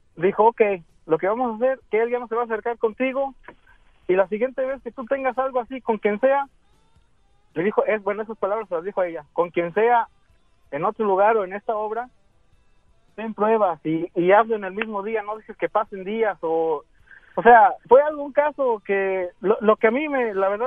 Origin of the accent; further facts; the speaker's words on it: Aguascalientes, Mexico; now in Dallas, United States; Estoy aquí en Dallas, pero yo soy de Aguascalientes, México